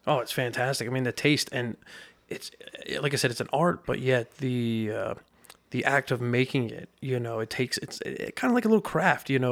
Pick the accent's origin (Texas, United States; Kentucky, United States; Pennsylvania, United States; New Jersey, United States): Pennsylvania, United States; Lebanon; growing up in Lebanon